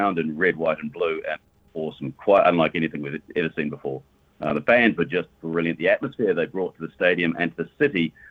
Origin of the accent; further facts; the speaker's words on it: Wellington, New Zealand; I'm from Wellington, New Zealand